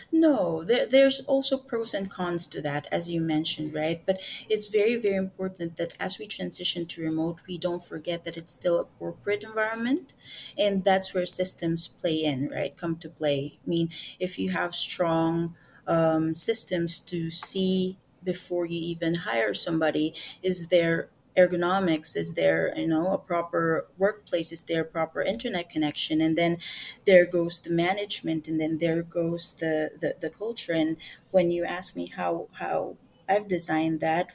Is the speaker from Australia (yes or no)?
no; Philippines; as a Filipino woman